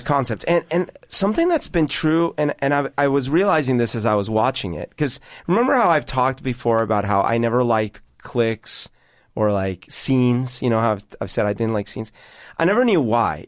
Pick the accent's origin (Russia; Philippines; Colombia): Colombia; Bogotá, Bogotá Capital District; now in Seattle, United States; growing up in Bogota in Colombia when I did